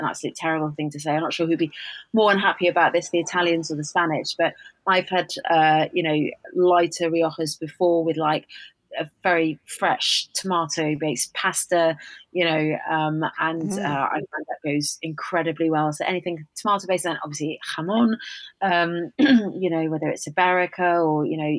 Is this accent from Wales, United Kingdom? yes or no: yes; Wales, United Kingdom; I'm Welsh.